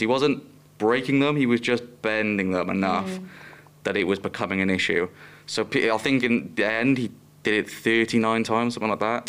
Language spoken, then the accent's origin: English; Welsh, Wales, United Kingdom; I'm Welsh